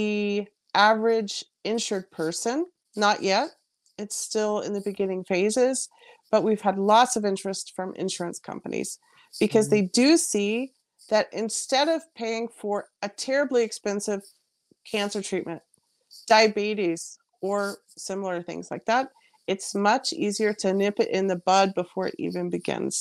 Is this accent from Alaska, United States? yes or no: yes; Alaska, United States; moved away as an adult; also born or lived in Bavaria, Germany; now in Germany; I'm originally from America, but have been living over here for about 20 years already, from Alaska.